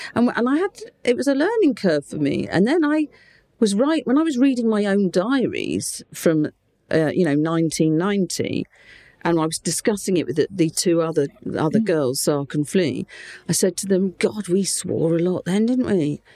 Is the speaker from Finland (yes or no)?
no; Portsmouth, South East England, United Kingdom; accent: Portsmouth; moved away as an adult; now in Gibraltar; I just happened to be in Portsmouth